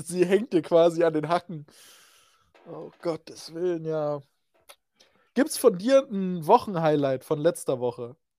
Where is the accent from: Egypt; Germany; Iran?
Germany; Reichenbach; in meiner Geburtsstadt, das ist Reichenbach